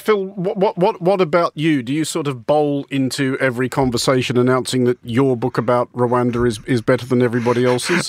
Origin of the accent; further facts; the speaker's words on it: Australia; speaking as an Australian and an outsider to both Britain and the United States